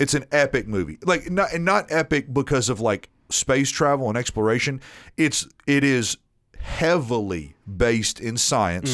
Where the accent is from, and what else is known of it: Nashville, Tennessee, United States; born or raised there